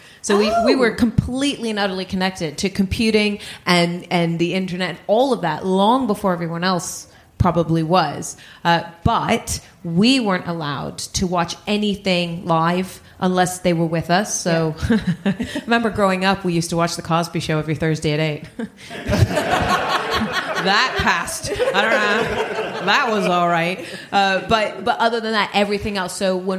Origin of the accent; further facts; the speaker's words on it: Netherlands; We actually moved around a lot when I was a kid, but yes. I say I grew up in the Netherlands.